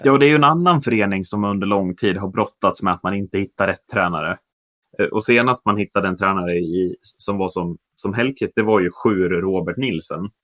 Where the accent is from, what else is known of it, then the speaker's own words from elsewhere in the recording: Sweden; vi är svenskar